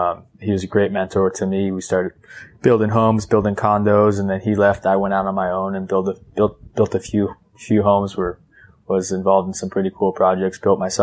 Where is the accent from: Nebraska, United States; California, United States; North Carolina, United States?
California, United States; Northern; moved away as an adult; also born or lived in Nicaragua; now in Newport Beach, United States; I grew up in Northern California